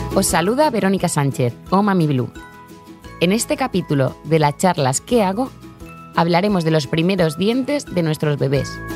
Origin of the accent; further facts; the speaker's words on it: Cabo de Palos, Region of Murcia, Spain; soy de Cabo de Palos